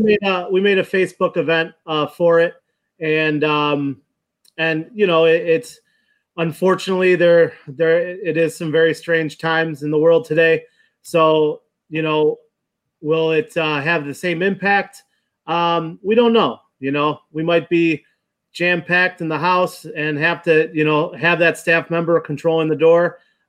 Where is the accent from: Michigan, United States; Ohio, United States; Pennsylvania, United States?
Ohio, United States; Cleveland; I'm born and raised in Cleveland.